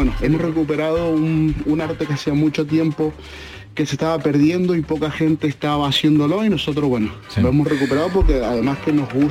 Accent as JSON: {"language": "Spanish", "country": "Argentina", "moved": "yes", "lives_now": "Mijas, Spain", "said": "yo llegué aquí a España, soy argentino … de Mijas. Eh, llegué de, de Argentina en el 2005"}